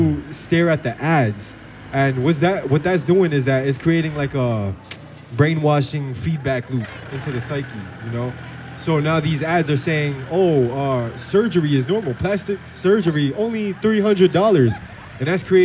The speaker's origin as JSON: {"language": "English", "town": "New York City", "region": "New York", "country": "United States", "tie": "born or raised there", "said": "I was actually born and raised in New York City"}